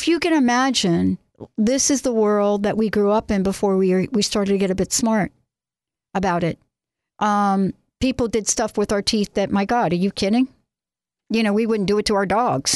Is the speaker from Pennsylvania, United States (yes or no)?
no; New Jersey, United States; I come from New Jersey and I love the state I come from